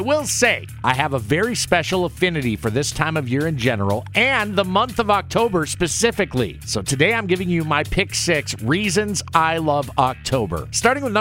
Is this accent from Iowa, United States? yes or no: yes; Ankeny, Iowa, United States; my hometown Ankeny Hawks